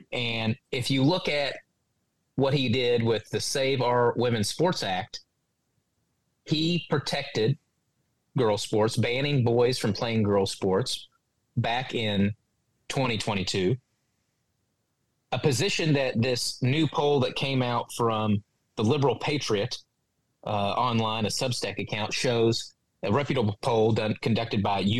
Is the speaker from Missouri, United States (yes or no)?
no; Western Kentucky, United States; I'm from Western Kentucky.